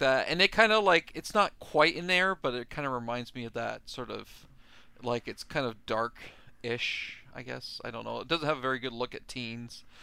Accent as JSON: {"language": "English", "country": "Canada", "said": "I'm from Canada"}